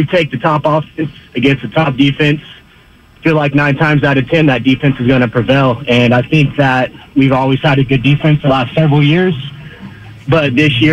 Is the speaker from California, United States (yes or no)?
yes; North Bay, California, United States; moved away as an adult; also born or lived in northern Georgia; now in Georgia, United States; I was born and raised in the North Bay